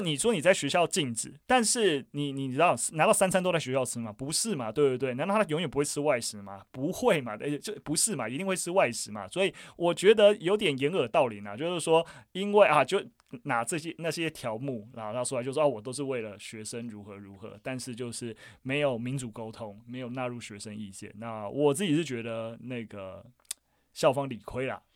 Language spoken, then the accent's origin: Chinese; Gongliao, New Taipei, Taiwan; 我本身也是算农家子弟出身啊，我老家在贡寮，就是那个贡寮，那桃源谷，桃林古道上面，非常非常深山，然后我们家还保有就是非常，就是已经在台湾很少数还存在的水梯田